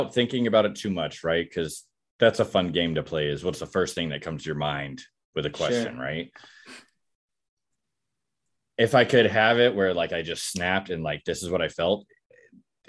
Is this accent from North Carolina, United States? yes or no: no; Texas, United States; I was born and raised in Texas